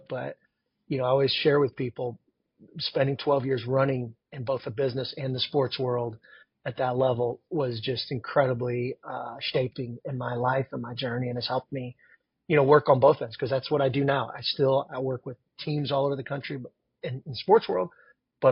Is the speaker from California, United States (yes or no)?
no; Wakarusa, Indiana, United States; Wakarusa is, I think it's like 1,400